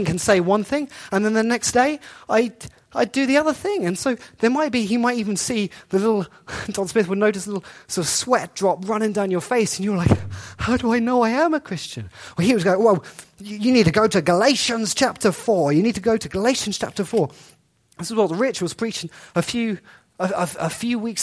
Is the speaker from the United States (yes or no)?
no; England, United Kingdom; So, I grew up in England.